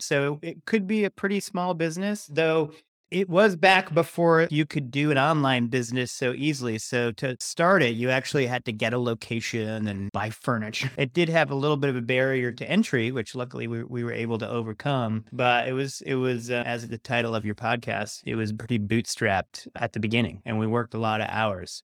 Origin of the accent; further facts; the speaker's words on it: Rhode Island, United States; also born or lived in Massachusetts; I was born in Rhode Island, went to college in Massachusetts.